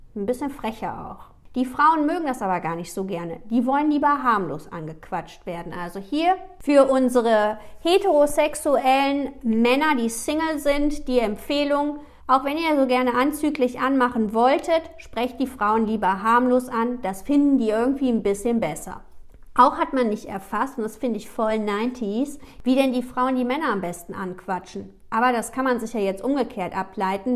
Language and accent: German; Düsseldorf, North Rhine-Westphalia, Germany; ich komme aus Düsseldorf